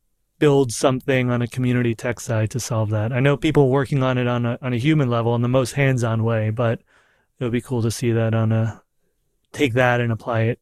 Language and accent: English; New York, United States; I'm a New Yorker